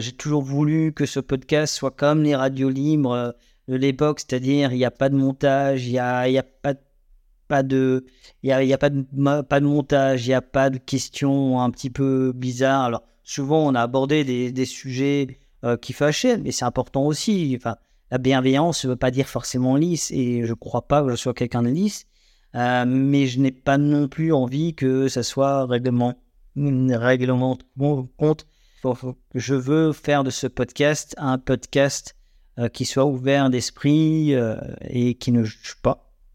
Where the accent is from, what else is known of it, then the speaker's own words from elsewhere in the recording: Alsace, Grand Est, France; nous sommes des Alsaciens, Alsaciennes, Alsaciens